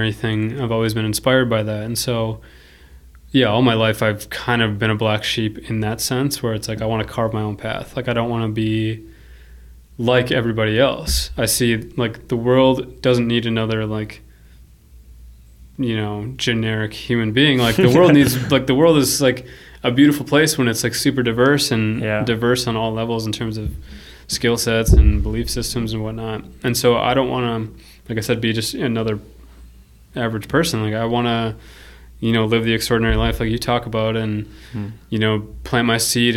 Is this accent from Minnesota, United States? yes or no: yes; Minnesota, United States; also born or lived in Paraguay; I feel like I was plucked from South America and came to Minnesota